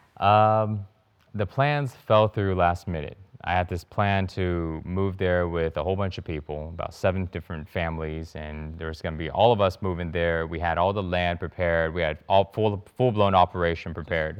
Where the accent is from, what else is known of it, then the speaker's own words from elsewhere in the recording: Houston, Texas, United States; moved away as an adult; now in Bali, Indonesia; I grew up in Houston, and I had a lot of struggles